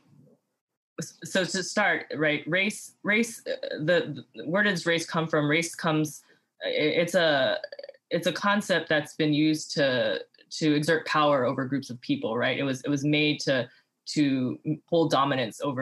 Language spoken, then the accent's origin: English; Hawaii, United States; now in Austin, United States; I grew up in Hawaii